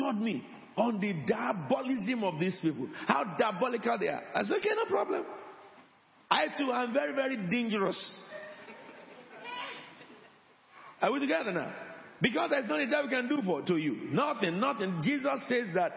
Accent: Nigeria; moved away

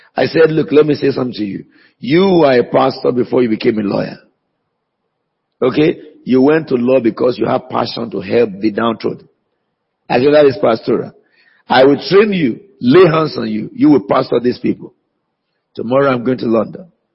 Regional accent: Nigeria; now in United Kingdom; they know that I'm a Nigerian

